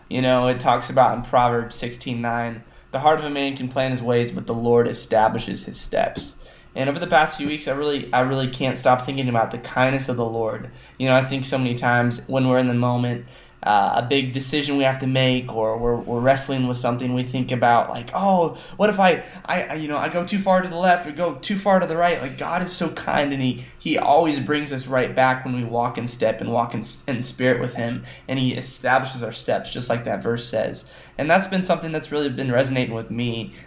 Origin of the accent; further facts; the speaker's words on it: Joplin, Missouri, United States; I was born in Joplin, Missouri, and I was raised always going to church